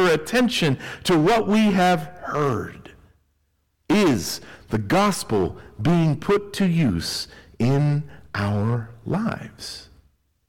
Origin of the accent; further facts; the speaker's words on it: Tennessee, United States; I grew up in Tennessee, and Tennessee is known for its rolling hills.